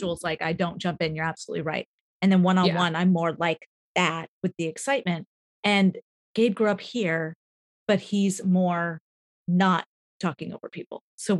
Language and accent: English; California, United States; now in Boston, United States; I grew up in California